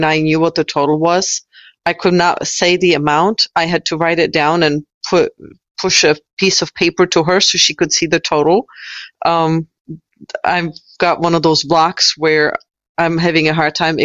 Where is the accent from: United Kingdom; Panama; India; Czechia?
Czechia; now in United States; I'm originally from the Czech Republic. So I've lived in the United States for 20 years.